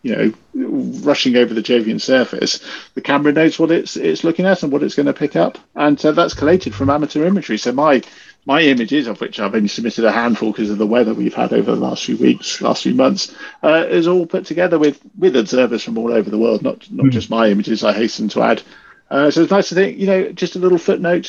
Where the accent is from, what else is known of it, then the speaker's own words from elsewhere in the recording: United Kingdom; accent: British; as you can probably tell by my accent